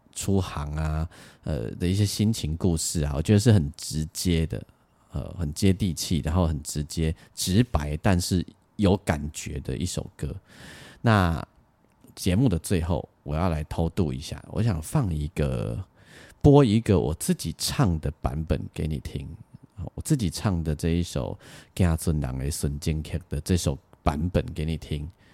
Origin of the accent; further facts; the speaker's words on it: Lukang, Changhua County, Taiwan; 我小时候住在鹿港